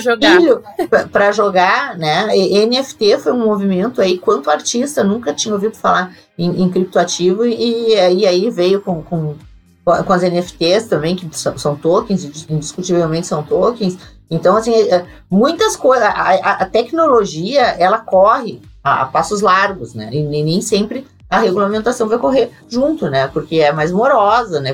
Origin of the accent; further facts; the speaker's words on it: Rio Grande do Sul, Brazil; eu sou do Rio Grande do Sul